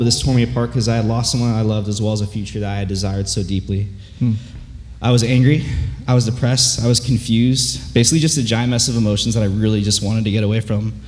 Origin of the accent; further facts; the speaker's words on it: Yorba Linda, California, United States; Growing up in Yorba Linda, when you walk out those doors, you can see where I went to high school